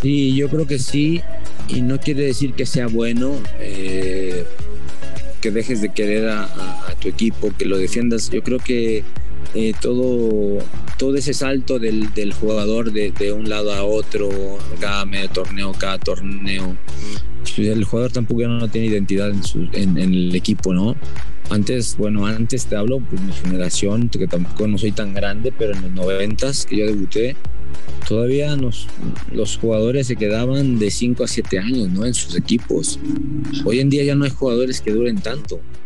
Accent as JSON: {"language": "Spanish", "region": "Mexico City", "country": "Mexico", "said": "yo soy, bueno, de Tepito"}